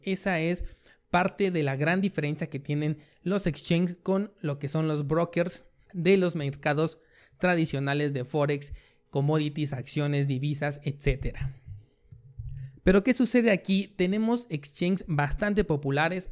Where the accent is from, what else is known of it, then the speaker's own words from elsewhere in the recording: Mexico; yo que soy de México